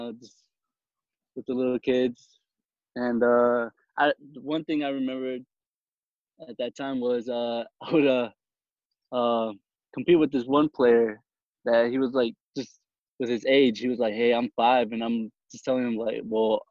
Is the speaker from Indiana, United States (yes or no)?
yes; South Bend, Indiana, United States; I'm from South Bend, Indiana, born and raised